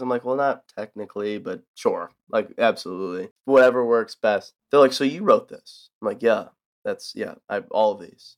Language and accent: English; south of Buffalo, New York, United States; moved away as an adult; now in Nashville, United States; I grew up in kinda just south of Buffalo, New York, middle of nowhere